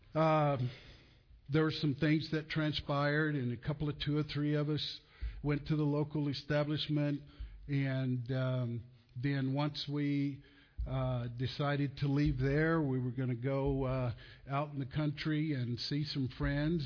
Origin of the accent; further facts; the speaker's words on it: Olton, Texas, United States; also born or lived in Muleshoe, Texas; I was born in Muleshoe, Texas. I um, was raised in Olton, Texas, uh, on the farm